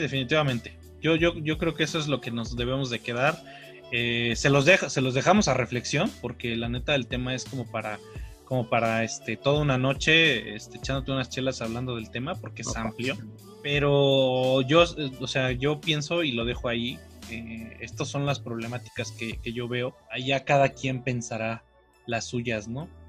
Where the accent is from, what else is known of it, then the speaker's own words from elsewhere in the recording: Mexico; A nosotros como mexicanos